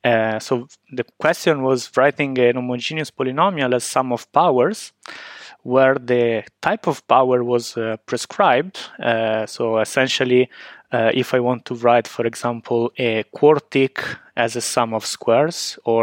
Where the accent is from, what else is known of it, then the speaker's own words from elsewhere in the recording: Genoa, Liguria, Italy; now in Trento, Italy; I'm originally from Genoa, where I started my undergraduate studies.